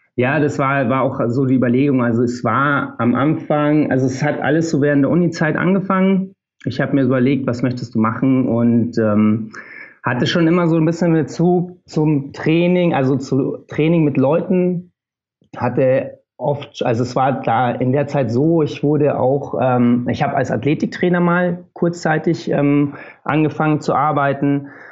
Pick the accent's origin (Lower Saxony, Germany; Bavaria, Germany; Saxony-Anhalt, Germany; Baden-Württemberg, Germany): Bavaria, Germany; Oberammergau; moved away as an adult; also born or lived in Munich; now in Berlin, Germany; Ich komme sonst aus Bayern, bin jetzt seit drei Jahren, guten drei Jahren, lebe ich in Berlin. Bin ähm, aus Oberammergau ursprünglich